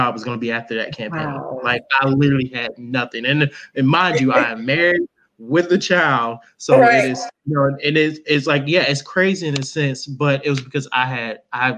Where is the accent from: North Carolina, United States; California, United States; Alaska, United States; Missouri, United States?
North Carolina, United States; Gaston County; it covers my hometown. So now I get to come home and get to work with someone who I really believe in, who really cares about Gaston County